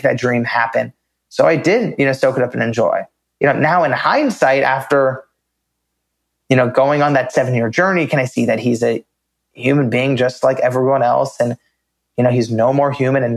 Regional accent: United States; I grew up in America, you know, born in 1992

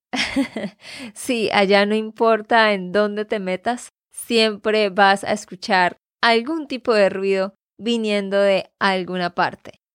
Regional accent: Santander, Colombia; de Santander, Colombia

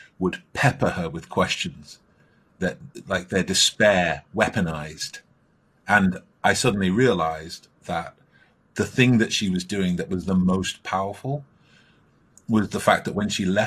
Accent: Stockport, North West England, United Kingdom; I grew up in Stockport, which is in the north of England.

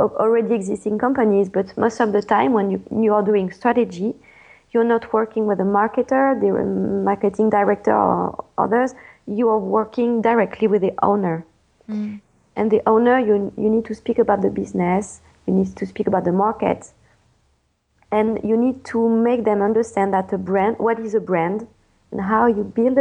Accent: France; accent: French; English is a second language; moved away as an adult; now in California, United States; I won't lose my French accent

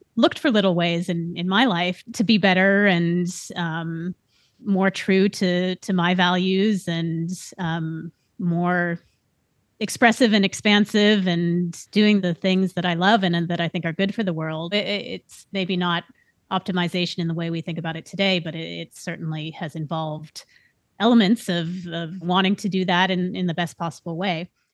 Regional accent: Bay Area, California, United States; I grew up in the Bay Area, which was on the cusp of this tech boom

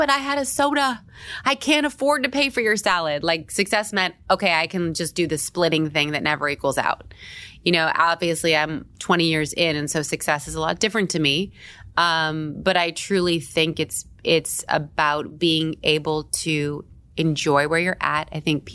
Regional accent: Tampa, Florida, United States; also born or lived in San Diego, California; now in New York, United States; I was born in San Diego, but I lived in Tampa, Florida, like small town

